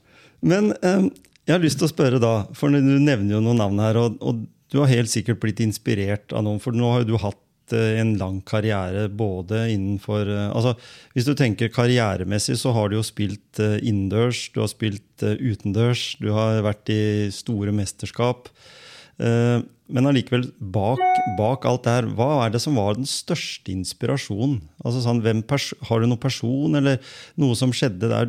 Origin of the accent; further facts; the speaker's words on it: Skien, Telemark, Norway; Jeg vokste jo opp på andre sida